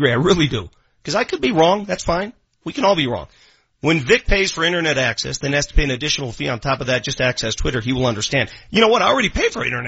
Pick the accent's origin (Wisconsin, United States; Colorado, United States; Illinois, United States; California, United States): Colorado, United States; Denver; When I was a kid, growing up in North Denver